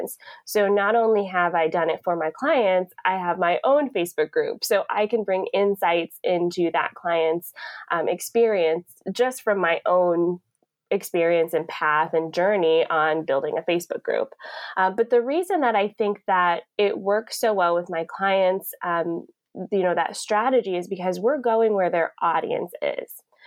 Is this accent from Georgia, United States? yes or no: yes; Atlanta, Georgia, United States; now in Niagara Falls, Canada; I'm originally from Atlanta